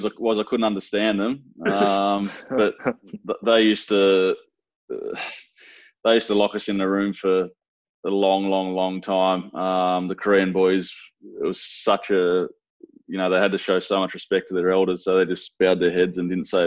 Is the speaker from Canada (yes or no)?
no; Dubbo, New South Wales, Australia; moved away; also born or lived in Geelong, Victoria; growing up in Dubbo